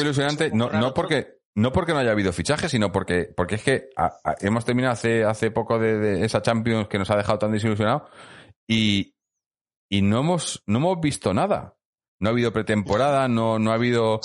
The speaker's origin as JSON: {"language": "Spanish", "town": "Madrid", "region": "Community of Madrid", "country": "Spain", "said": "yo, soy de Madrid"}